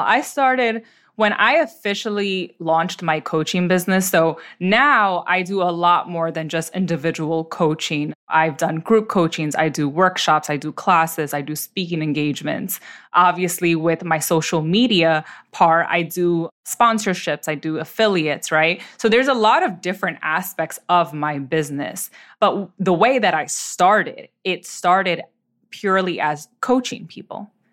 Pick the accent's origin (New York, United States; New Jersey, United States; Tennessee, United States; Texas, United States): New York, United States; New York City; I was born and raised in the Bronx, uh, New York City